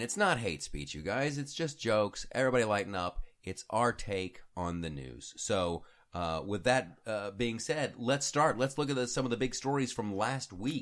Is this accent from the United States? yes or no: yes; Columbus, Ohio, United States; when I was a kid growing up in Columbus, Ohio